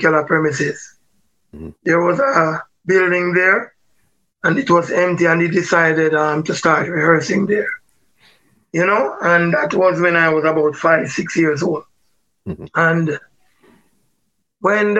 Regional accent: Jamaica; Barbican Road, 20 Barbican Road. And that's where I grew up till about age 11.

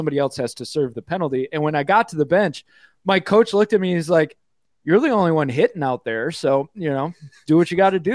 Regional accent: Michigan, United States; I grew up in Michigan, and I played hockey.

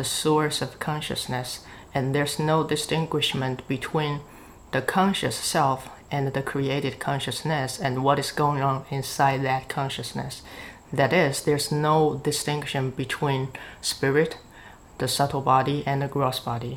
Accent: China; I'm from China

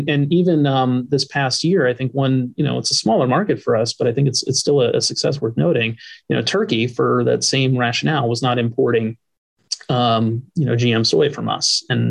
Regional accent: East Coast, United States; I'm from the East Coast. Like I grew up all up and down the East Coast where, you know, it's not a large, you know, traditional row crop, you know, production zone.

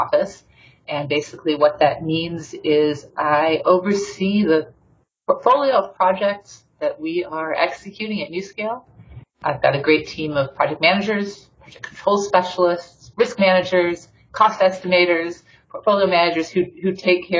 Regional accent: Detroit, Michigan, United States; I'm originally from Detroit, Michigan

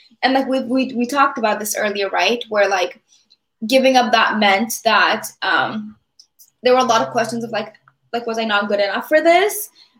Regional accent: California, United States; moved away as an adult; so I am from California. So once I moved mm-hmm. To the East Coast

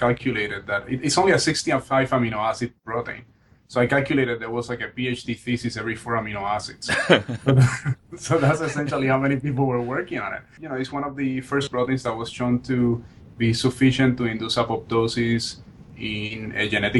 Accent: Barranquitas, Puerto Rico; also born or lived in San Juan, Puerto Rico; now in New Haven, United States; So I was born and raised in Puerto Rico. That's where I grew up. I grew up in a small town in the middle of the island called Barranquitas.

